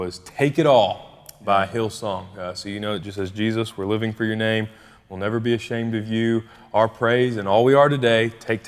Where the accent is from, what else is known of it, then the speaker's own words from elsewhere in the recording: Bardstown, Kentucky, United States; we both actually ended up growing up in Bardstown, Kentucky. That's where we're both from.